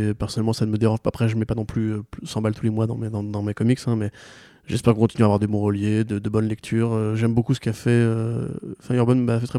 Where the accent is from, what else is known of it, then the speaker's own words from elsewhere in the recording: Alsace, Grand Est, France; je suis alsacien.